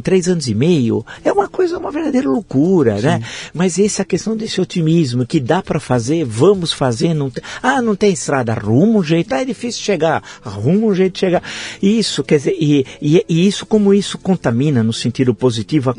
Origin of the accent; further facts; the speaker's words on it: Santo André, São Paulo, Brazil; also born or lived in São José do Rio Preto, Brazil; eu crescia, eu já tinha nove anos, cresci lá em Santo André